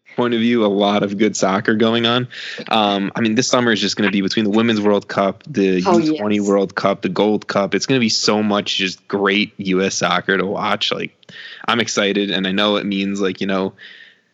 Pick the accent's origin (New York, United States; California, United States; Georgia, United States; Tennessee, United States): New York, United States; I'm from New York